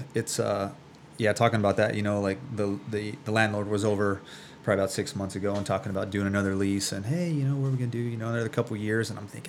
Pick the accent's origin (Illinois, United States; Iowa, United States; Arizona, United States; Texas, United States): Arizona, United States; Phoenix; I'm 38 years old now. Grew up, born and raised in Phoenix, Arizona.